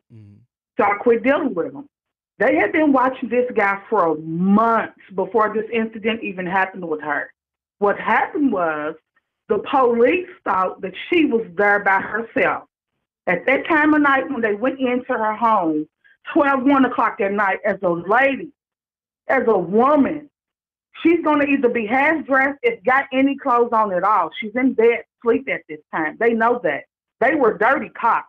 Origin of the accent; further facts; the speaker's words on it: Louisville, Kentucky, United States; I'm calling from Louisville, Kentucky. I was born and raised here.